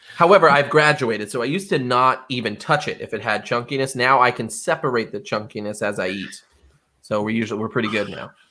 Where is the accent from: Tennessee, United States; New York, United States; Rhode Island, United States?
Rhode Island, United States; I didn't like Rhode Island. I wanted to get out. I did get out for about four years, and all I did was talk about how great Rhode Island was for four years. So I came back.